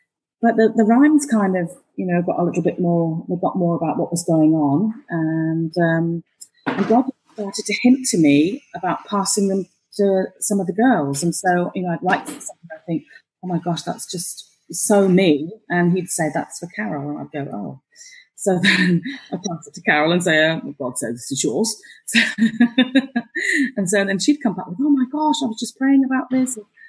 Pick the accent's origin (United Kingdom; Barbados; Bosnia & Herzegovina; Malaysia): Malaysia; born there; I was born in Malaya, so I speak the Queen's English, darling.